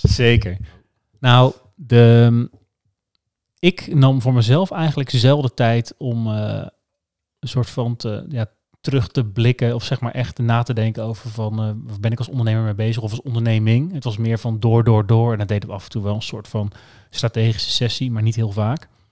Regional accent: Alphen aan den Rijn, South Holland, Netherlands; ik kom uit Alphen

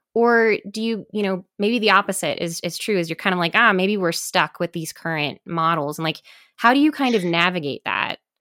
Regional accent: Midwest, United States; moved away; I'm from the Midwest originally

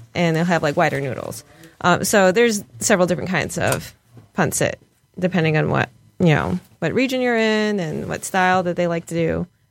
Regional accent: Chicago, Illinois, United States; now in Detroit, United States; I'm not from Detroit originally. I'm from Chicago

